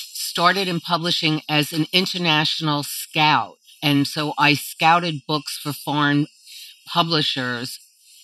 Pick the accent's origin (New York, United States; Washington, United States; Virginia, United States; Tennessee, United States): New York, United States; Baldwin; also born or lived in Brooklyn, New York; I grew up in a suburban town on Long Island called Baldwin. I was born in Brooklyn, but then when I was very young, my family moved to Long Island.